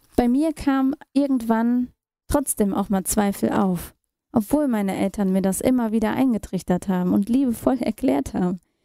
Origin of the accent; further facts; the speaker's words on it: Germany; also born or lived in India / New Delhi, India; Und Deutschland und erst damals die Dresdner Straße 5 wurde meine Heimat